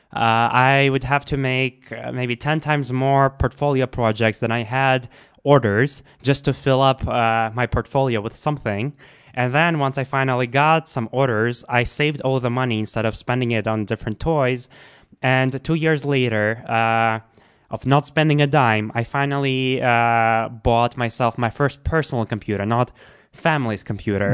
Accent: Russia; I grew up in Russia

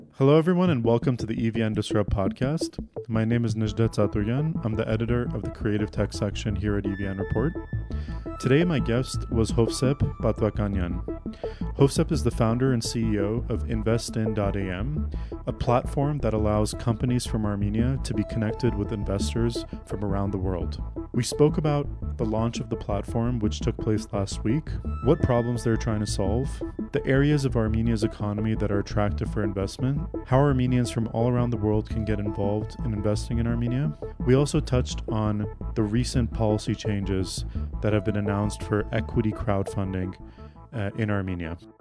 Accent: Canada; I grew up in Canada

